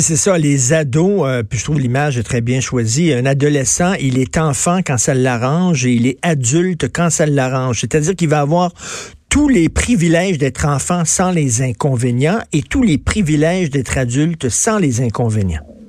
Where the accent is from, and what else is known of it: Quebec, Canada